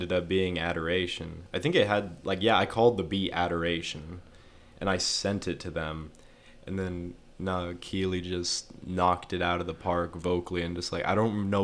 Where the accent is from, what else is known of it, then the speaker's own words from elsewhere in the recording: Amarillo, Texas, United States; also born or lived in Mesa, Arizona; I was born in Mesa, Arizona, but whenever I was like, before I turned 2 years old, basically we moved to Amarillo because it was hot